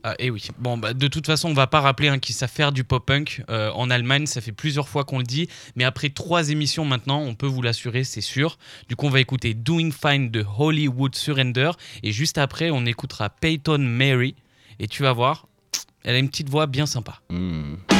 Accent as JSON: {"language": "French", "country": "France", "said": "nous, on est français"}